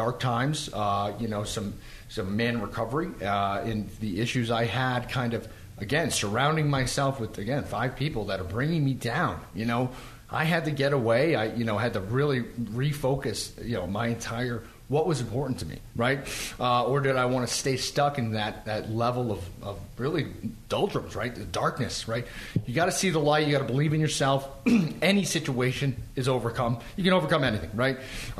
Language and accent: English; Boston, Massachusetts, United States; growing up in Boston, growing up in the East Coast, it's almost a trained methodology.